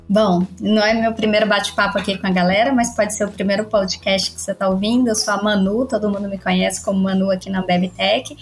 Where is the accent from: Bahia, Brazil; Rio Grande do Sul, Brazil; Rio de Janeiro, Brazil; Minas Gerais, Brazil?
Bahia, Brazil; Teixeira de Freitas; now in São Paulo, Brazil; Eu sou de uma cidadezinha chamada Teixeira de Freitas, na Bahia, e já tô aqui há bastante tempo em São Paulo